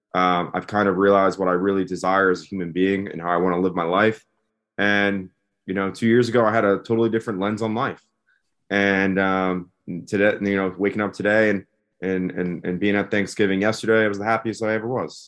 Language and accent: English; West Chester, Pennsylvania, United States; moved away; right outside of Philadelphia, a town called Westchester, Pennsylvania